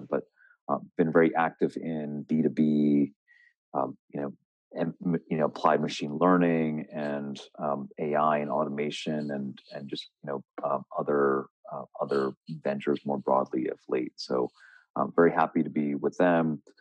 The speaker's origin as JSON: {"language": "English", "town": "Philadelphia", "region": "Pennsylvania", "country": "United States", "tie": "born or raised there", "also_born_or_lived": "Kolkata, India / Boston", "said": "I was born in Calcutta, and uh, my family moved uh, when I was a young age, um, and and you know they came to America to you know for for you know business and to launch a business, and and uh, a lot of migration happening then, and grew up in the Philly suburbs"}